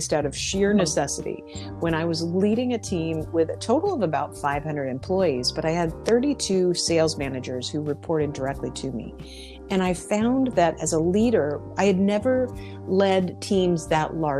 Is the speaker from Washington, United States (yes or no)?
yes; Spokane, Washington, United States; now in Philadelphia, United States; I'm from Spokane, Washington, but I live in Philadelphia at the moment